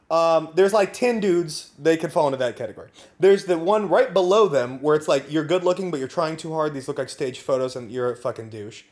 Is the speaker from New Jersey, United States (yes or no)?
no; Napa, California, United States; I grew up in Napa